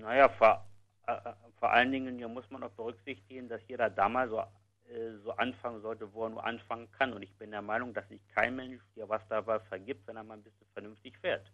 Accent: Berlin, Germany; Ich bin gebürtiger Westberliner

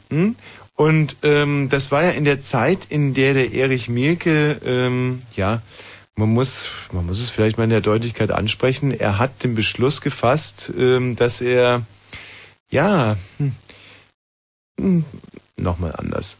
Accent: Bavaria, Germany; moved away as an adult; ich bin ja selber in Bayern aufgewachsen

